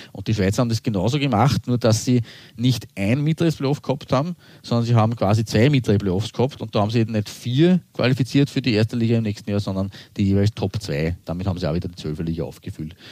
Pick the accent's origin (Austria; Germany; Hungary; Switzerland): Austria; als Österreicher